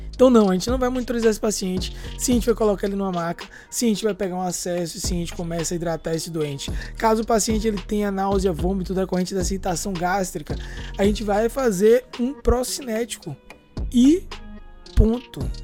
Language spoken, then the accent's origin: Portuguese; Salvador, Bahia, Brazil; nós somos de Salvador, Bahia